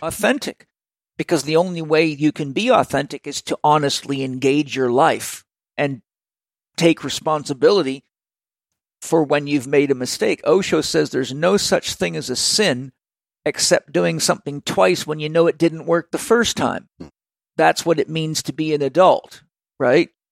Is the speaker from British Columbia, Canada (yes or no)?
yes; Vancouver Island, British Columbia, Canada; I grew up on Vancouver Island when the unemployment rate was 17.4%